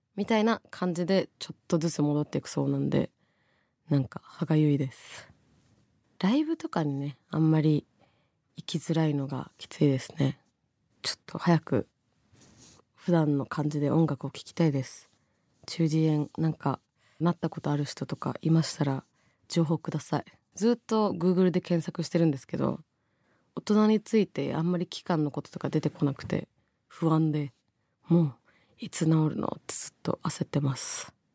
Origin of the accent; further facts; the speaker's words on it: Tokyo, Japan; 王子出身なんで